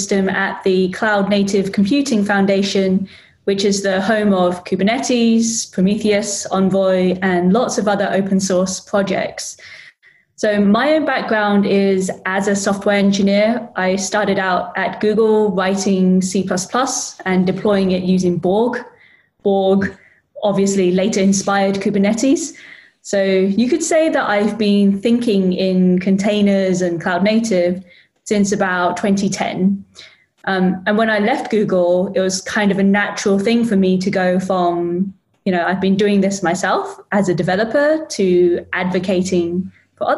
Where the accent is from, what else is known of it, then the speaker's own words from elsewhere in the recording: London, United Kingdom; Like I grew up in London. London's my hometown.